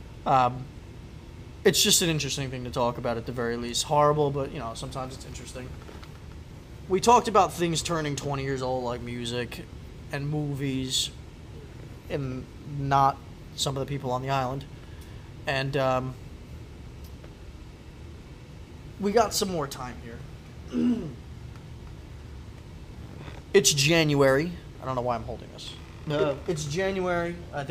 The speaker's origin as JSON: {"language": "English", "region": "New York", "country": "United States", "said": "I'm also from New York"}